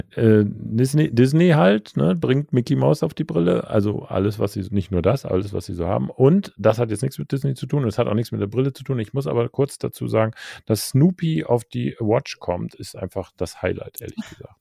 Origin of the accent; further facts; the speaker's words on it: Germany; als Deutscher